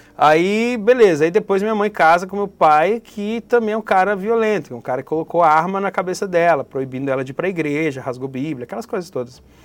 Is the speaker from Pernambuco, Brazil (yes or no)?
no; Brasília, Federal District, Brazil; also born or lived in São Paulo; now in Florianópolis, Brazil; Sou da Ceilândia